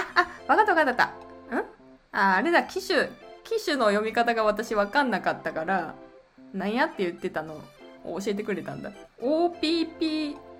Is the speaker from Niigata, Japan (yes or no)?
no; Gifu, Japan; 私岐阜出身